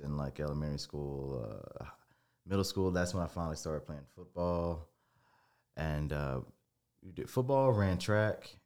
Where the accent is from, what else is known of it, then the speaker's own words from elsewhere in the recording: Tuscaloosa, Alabama, United States; I was born in Tuscaloosa